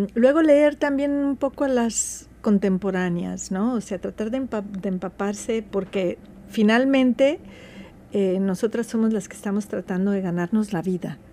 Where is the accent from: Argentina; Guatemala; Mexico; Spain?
Mexico; yo soy mexicana, orgullosamente mexicana